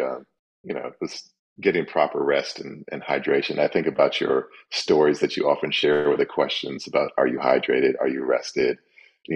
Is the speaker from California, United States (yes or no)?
no; Kalamazoo, Michigan, United States; moved away as an adult; now in Washington, D.C., United States; I've lived here twice as long as I ever did in Kalamazoo, Michigan.